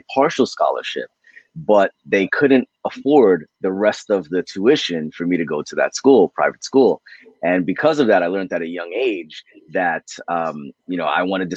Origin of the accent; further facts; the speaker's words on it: United States; I was born in America. I'm first generation